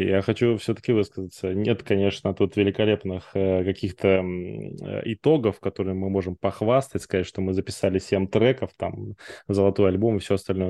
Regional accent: Far East, Russia; я, знаете, с Дальнего Востока

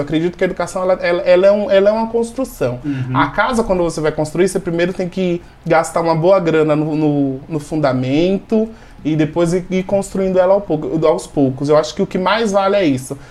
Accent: interior of Sergipe, Brazil; now in Jundiaí, Brazil; eu sou nordestino, nasci no interior de Sergipe

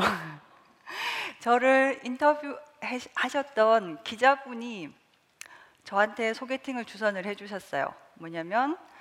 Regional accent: South Korea; 저는 시골에서 자라서

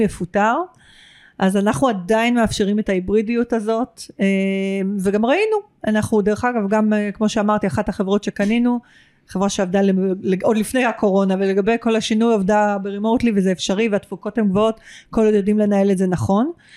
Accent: Israel

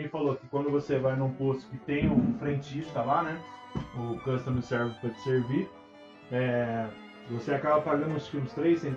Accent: Campinas, São Paulo, Brazil; Eu sou de Campinas.

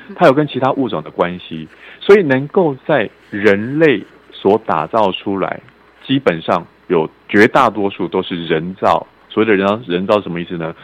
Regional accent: Kaohsiung, Taiwan; 我的老家高雄市，以前是高雄县，现在把它县市合并之后变高雄市

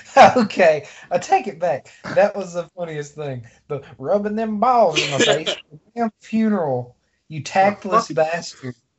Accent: Deep South, United States; to be from the deep south, we certainly are.

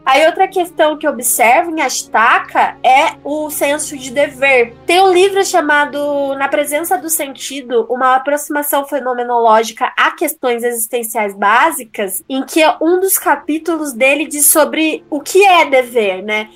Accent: Brazil; somos mais somos brasileiros

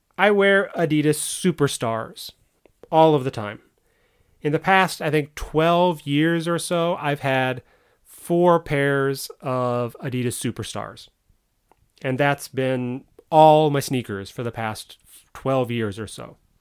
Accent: United States; I'm American

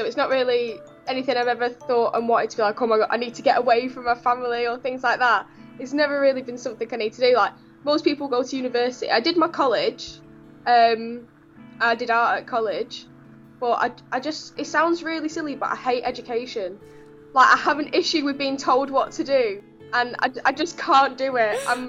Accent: Blackpool, North West England, United Kingdom; now in Bolsover, United Kingdom; I'm 19 and I'm from Blackpool in England. And now I live in Bolsover

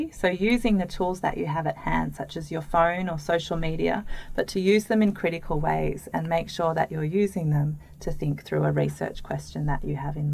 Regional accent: Sydney, New South Wales, Australia; I grew up in Haberfield

